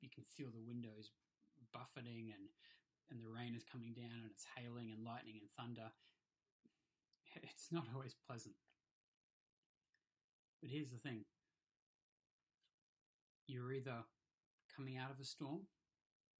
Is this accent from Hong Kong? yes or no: yes; Hong Kong; moved away; I grew up in Hong Kong, and we didn't get storms there, we got typhoons.